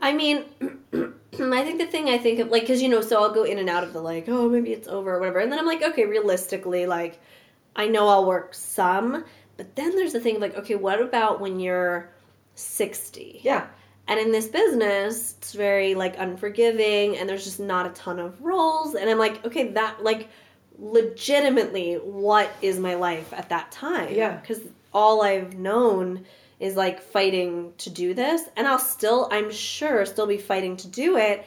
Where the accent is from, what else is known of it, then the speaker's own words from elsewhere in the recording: New York City, New York, United States; moved away; I grew up in Park Slope